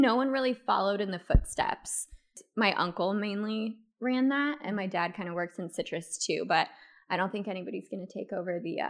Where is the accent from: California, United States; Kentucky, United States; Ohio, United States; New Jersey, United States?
California, United States; Thousand Oaks; And so I grew up in Thousand Oaks.